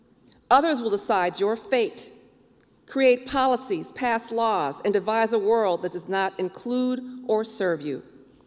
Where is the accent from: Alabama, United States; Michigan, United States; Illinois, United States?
Illinois, United States; East St. Louis; also born or lived in Beloit, Wisconsin; I'm also a native of Beloit, Wisconsin. Hello. And I grew up in East St. Louis, Illinois.